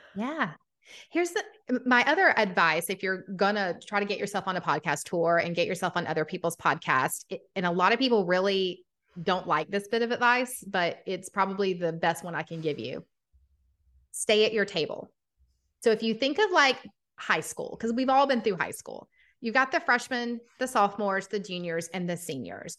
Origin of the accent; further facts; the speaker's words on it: Atlanta, Georgia, United States; accent: Southern; I'm from Atlanta, Georgia. If you can't hear the Southern accent, it comes out quite often